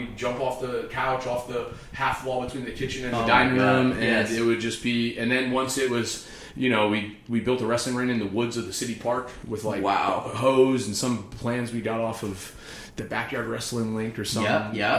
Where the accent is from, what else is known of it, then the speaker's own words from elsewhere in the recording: outside of Cleveland, Ohio, United States; moved away as an adult; also born or lived in New York City; I grew up outside of Cleveland, Ohio.